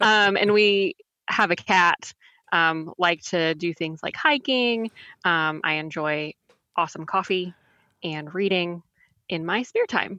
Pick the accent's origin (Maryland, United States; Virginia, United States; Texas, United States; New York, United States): Texas, United States; moved away as an adult; now in Raleigh, United States; I'm originally from Texas